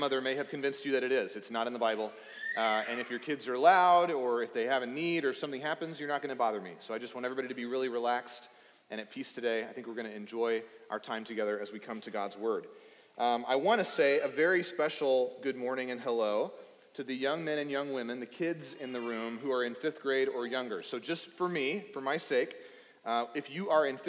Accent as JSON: {"language": "English", "region": "East Texas", "country": "United States", "tie": "born or raised there", "said": "I grew up in East Texas"}